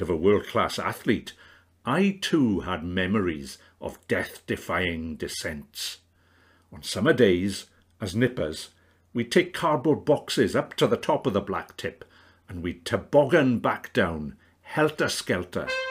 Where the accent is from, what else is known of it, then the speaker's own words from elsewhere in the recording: the Rhondda, Wales, United Kingdom; my upbringing in the Rhondda